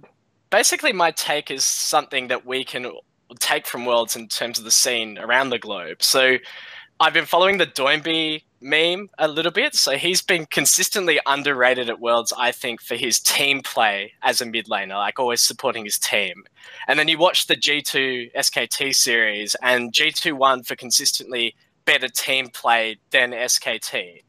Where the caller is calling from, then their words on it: Perth, Western Australia, Australia; accent: Australian; I'm calling from Perth in Australia.